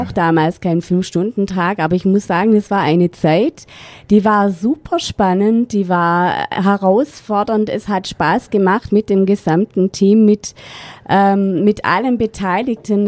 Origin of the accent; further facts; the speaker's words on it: Rottweil, Baden-Württemberg, Germany; moved away as an adult; wieder zurück in meine Heimatstadt zu gehen, damit meine Eltern uns unterstützen können